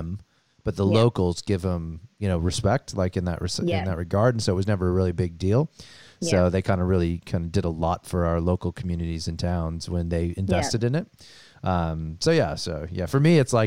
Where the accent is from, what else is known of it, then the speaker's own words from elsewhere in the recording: Sun Valley, Idaho, United States; moved away as an adult; now in Australia; I grew up in Sun Valley, Idaho, which is full of famous people